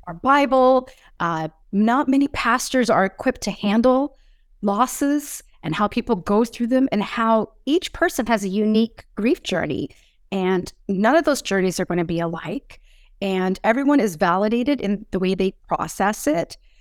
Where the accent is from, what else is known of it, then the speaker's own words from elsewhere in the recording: Springdale, Newfoundland and Labrador, Canada; I was born and raised, uh, on the east coast of Canada in province called Noveland